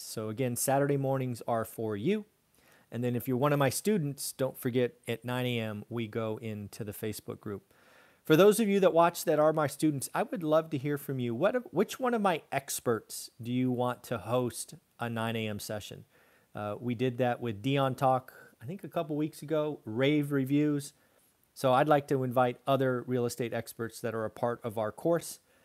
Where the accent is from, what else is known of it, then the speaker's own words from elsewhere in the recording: California, United States; my home state of California